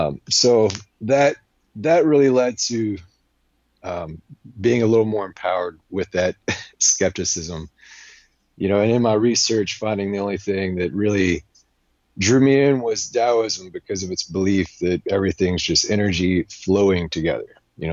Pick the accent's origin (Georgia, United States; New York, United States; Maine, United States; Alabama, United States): Alabama, United States; born there; I was born in Alabama, and my wife just pointed out recently a good study that Alabama is the most religious state in our country